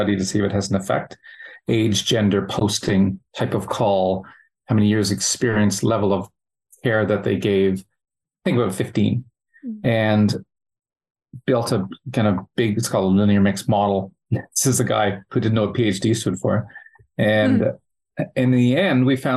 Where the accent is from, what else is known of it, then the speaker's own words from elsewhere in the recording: Canada; accent: Canadian; moved away as an adult; now in Australia; obviously from the accent, you could tell I'm from Canada. Been in Australia for 10 years